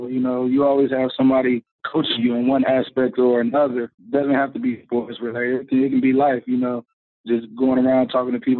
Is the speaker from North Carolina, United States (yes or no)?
yes; Charlotte, North Carolina, United States; It was great, man you get a little bit of everything there. You get the country life, but you also get all the all the seasons there